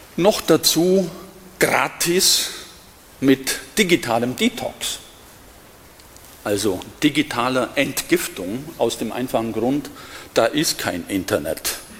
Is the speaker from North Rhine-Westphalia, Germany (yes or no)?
no; Diocese of Augsburg, Bavaria, Germany; moved away as an adult; now in Berlin, Germany; ich stamme aus dem Bistum Augsburg und bin hier aufgewachsen